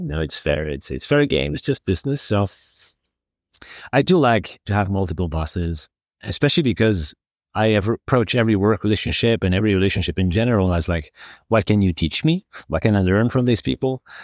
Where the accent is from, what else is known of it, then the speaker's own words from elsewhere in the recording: Community of Madrid, Spain; I was growing up, growing up in Madrid